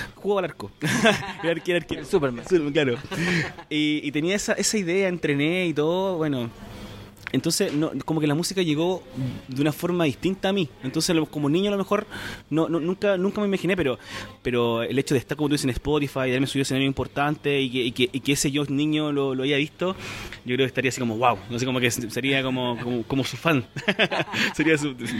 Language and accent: Spanish; Chile; yo soy de Chile